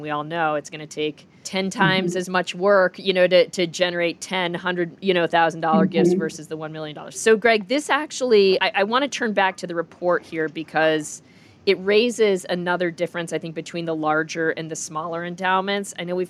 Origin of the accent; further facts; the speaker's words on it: Minneapolis, Minnesota, United States; I grew up in Minneapolis.